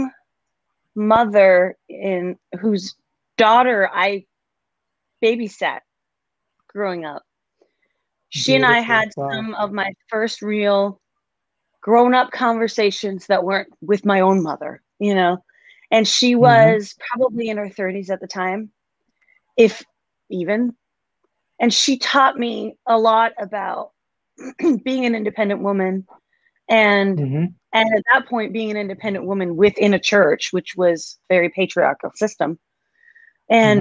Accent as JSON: {"language": "English", "country": "Denmark", "tie": "born or raised there", "also_born_or_lived": "Seattle, Washington / Nashville", "moved": "as an adult", "lives_now": "United States", "said": "I grew up in a small town in Denmark and out in the country"}